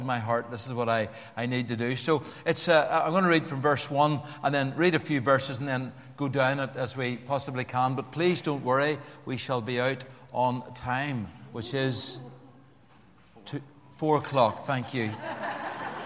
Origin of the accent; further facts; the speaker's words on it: Belfast, Northern Ireland, United Kingdom; accent: Belfast; my harsh, some would unkindly say, Belfast accent